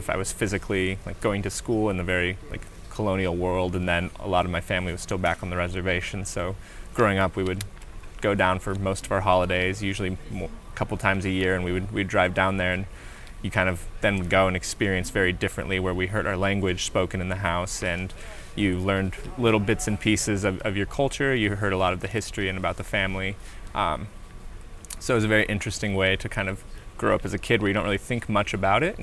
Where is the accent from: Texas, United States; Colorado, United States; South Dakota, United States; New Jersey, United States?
Colorado, United States; born or raised there; also born or lived in Arizona / Navajo Nation